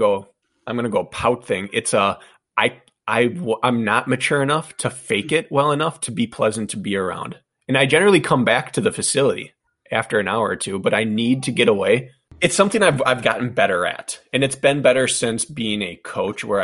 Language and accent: English; Wisconsin, United States; She was the Olympic gymnast from my hometown. We grew up together.